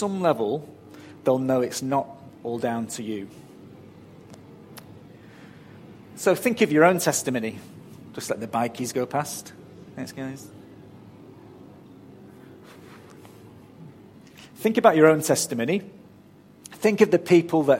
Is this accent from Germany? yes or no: no; United Kingdom; now in Australia; You can barely tell I wasn't born here, can you?